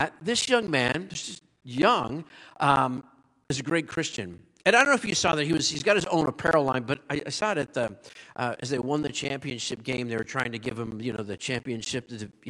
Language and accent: English; Pittsburgh, Pennsylvania, United States; I'm from Pittsburgh.